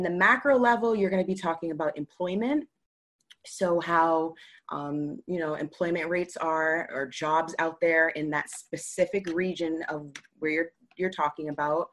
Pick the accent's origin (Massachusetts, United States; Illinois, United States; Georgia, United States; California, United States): Massachusetts, United States; Boston; I'm from Boston